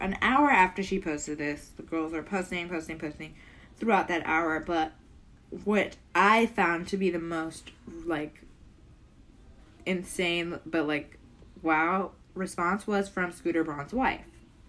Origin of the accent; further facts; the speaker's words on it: Canada; I have to be honest, though. I'm Canadian. I have to be honest, right?